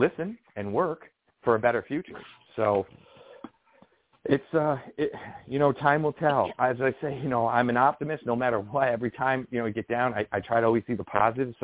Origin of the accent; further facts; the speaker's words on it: New York, United States; I'm a New Yorker